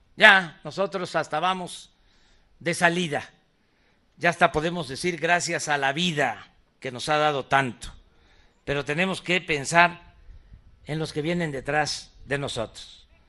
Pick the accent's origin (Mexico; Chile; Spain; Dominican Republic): Mexico; southeast Mexico; hasta el sureste, hasta mi tierra